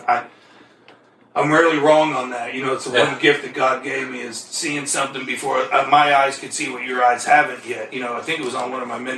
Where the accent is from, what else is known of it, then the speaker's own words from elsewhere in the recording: New Jersey, United States; And I was just looking around because I was the kid from New Jersey.